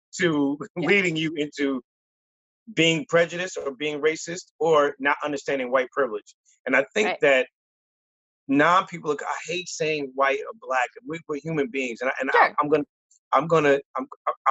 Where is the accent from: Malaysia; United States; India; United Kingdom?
United States; But I was born here